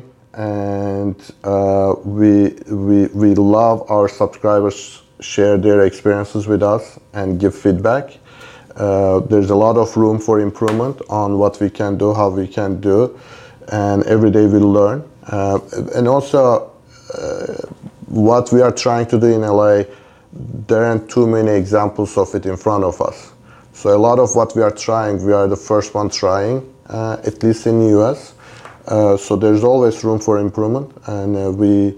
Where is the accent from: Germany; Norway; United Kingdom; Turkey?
Turkey; now in Los Angeles, United States; I'm originally from Turkey